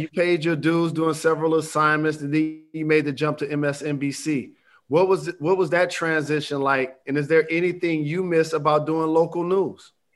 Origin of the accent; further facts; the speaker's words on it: Detroit, Michigan, United States; I'm a Michigander, but I rep for Detroit